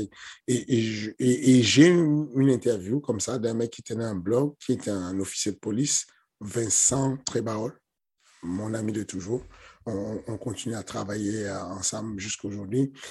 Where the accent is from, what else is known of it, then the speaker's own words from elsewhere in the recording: Cameroon; now in France; je suis né au Cameroun. Du coup, grandi un peu dans les, dans les ambiances du Cameroun